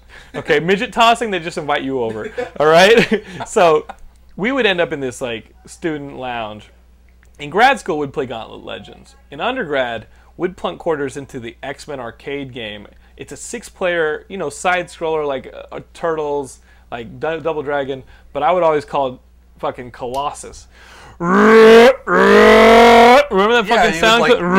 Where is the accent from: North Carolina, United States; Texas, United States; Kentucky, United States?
Texas, United States; You shut the fuck up. I'm from Texas.